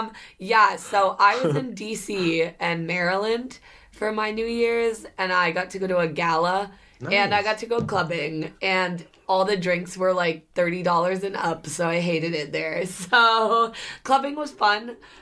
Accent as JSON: {"language": "English", "country": "Philippines", "said": "that's because we're Filipino and we run on our own time."}